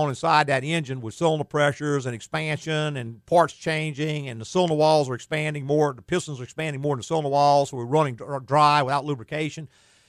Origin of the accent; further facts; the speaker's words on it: the South, United States; We're from the South.